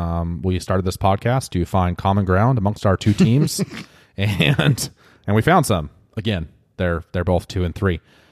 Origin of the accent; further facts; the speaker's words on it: Wenatchee, Washington, United States; Yeah. Beautiful North Central Washington. No, it's not desert here. It's amazing.